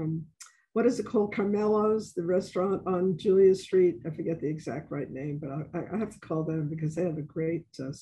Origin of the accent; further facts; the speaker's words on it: New York, United States; now in New Orleans, United States; I'm from New York originally